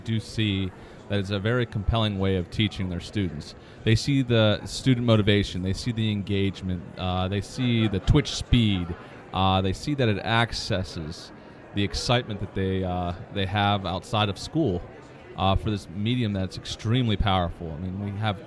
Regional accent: Baltimore, Maryland, United States; I'm from Baltimore, Maryland.

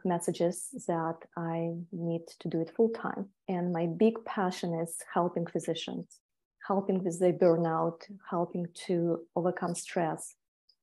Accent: Siberia, Tuva, Russia; moved away as an adult; also born or lived in Europe / Hawaii; now in United States; I was born in a little town near border with Mongolia. It's a little republic called Tuva

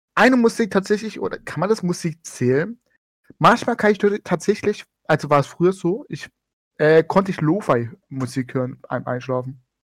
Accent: Stuttgart, Baden-Württemberg, Germany; Ich komme aus Baden-Württemberg, Acker aus Stuttgart.

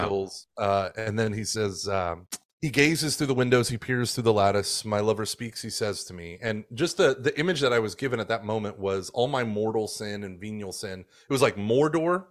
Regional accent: Oklahoma, United States; now in Houston, United States; I grew up in, like, the siege mentality of Catholicism where it was, it was very much us versus them in fundamentalist Oklahoma

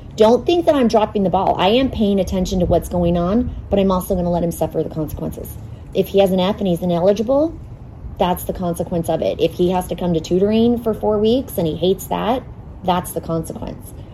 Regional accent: Phoenix, Arizona, United States; I grew up in North Phoenix, fifth generation Arizona native

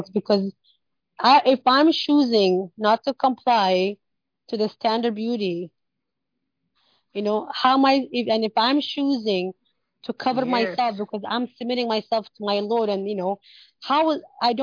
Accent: Canada; I grew up in Canada and I came when I was younger

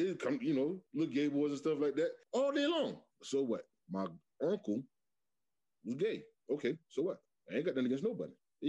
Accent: Michigan, United States; growing up in Michigan Project

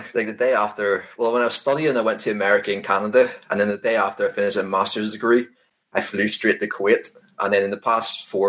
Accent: Scotland, United Kingdom; Yes, people always say I'm Scottish, but I might need Chris to translate at some stage because not that easy to understand.

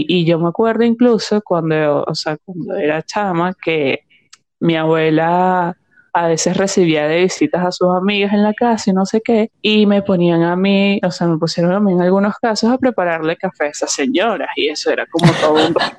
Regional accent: Barquisimeto, Lara, Venezuela; yo soy de Barquisimeto y nosotros teníamos como ciertos lugares en Barquisimeto

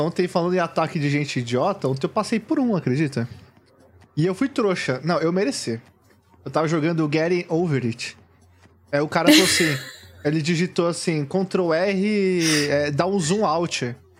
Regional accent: São Paulo, Brazil; eu sou daqui da Zona Sul

